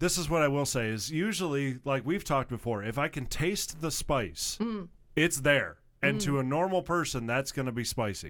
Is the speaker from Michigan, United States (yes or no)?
yes; Michigan, United States; now in southern United States; a lot of people, when I told them that I was from Michigan, they initially did not believe me. Which was kind of fun. Now, I'm in the southern states.